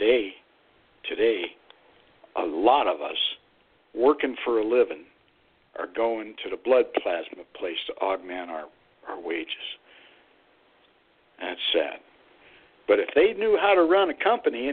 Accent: Youngstown, Ohio, United States; I grew up in Youngstown, Ohio, about 4 miles from Lordstown.

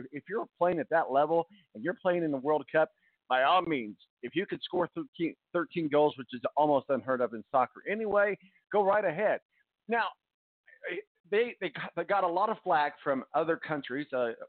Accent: United States; But I think maybe I'm just saying this because I'm American.

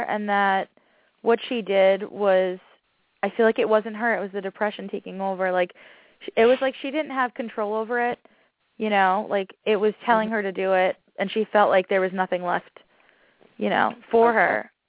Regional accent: Tennessee, United States

